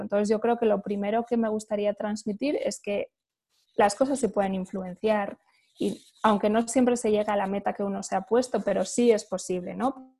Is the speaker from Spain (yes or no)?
yes; Spain; Yo pues soy española, he crecido en un, un ambiente o digamos en un, contexto europeo